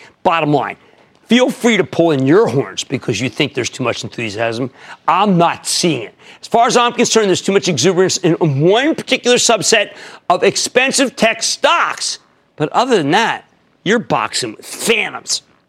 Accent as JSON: {"language": "English", "region": "New Jersey", "country": "United States", "said": "Now I need to speak to Eileen in my home state of New Jersey."}